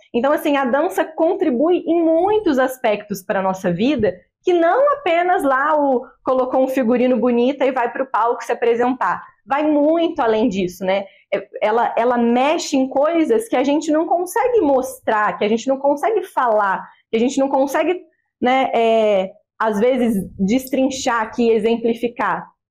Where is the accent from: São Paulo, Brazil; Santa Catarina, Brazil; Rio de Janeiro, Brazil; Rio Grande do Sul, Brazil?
Rio de Janeiro, Brazil; Barão de Juparanã; also born or lived in Vassouras; nascida e criada em Barão de Paranã. É, morei em Juparanã minha vida toda praticamente